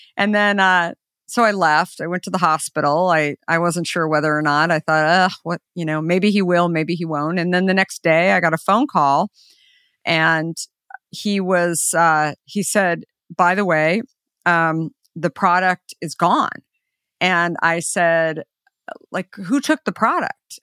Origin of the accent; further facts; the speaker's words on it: Arizona, United States; I grew up in Arizona